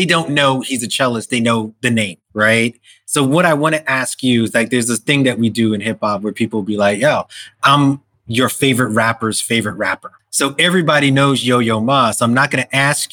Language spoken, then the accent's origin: English; New York, United States; as a New Yorker